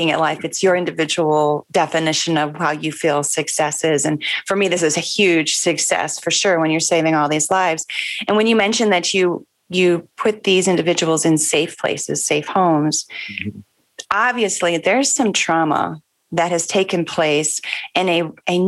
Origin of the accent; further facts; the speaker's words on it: United States; I'm going to say this as an American